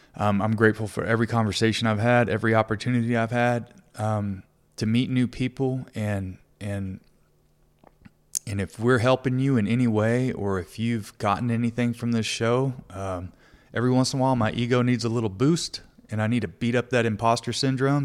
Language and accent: English; Texas, United States; I'm from Texas